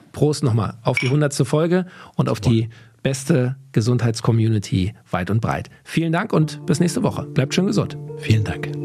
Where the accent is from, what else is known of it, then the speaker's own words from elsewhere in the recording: Berlin, Germany; da, wo ich aufgewachsen bin, in Berlin-Kaulsdorf